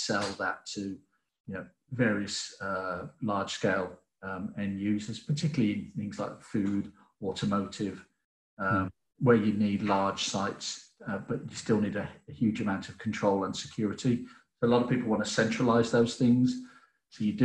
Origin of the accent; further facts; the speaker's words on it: England, United Kingdom; as an English person